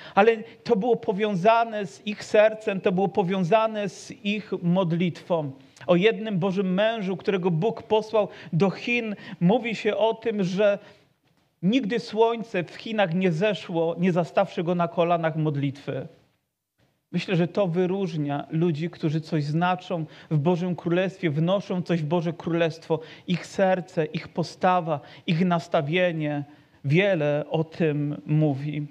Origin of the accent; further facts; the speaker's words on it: Poland; urodziliśmy się w narodzie, gdzie chrześcijaństwo po prostu wysysa się z mlekiem matki